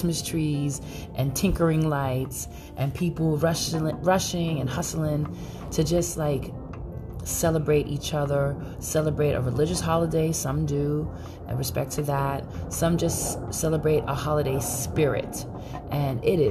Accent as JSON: {"language": "English", "town": "New York City", "region": "New York", "country": "United States", "moved": "yes", "lives_now": "San Francisco Bay Area, United States", "said": "I am Brooklyn all day"}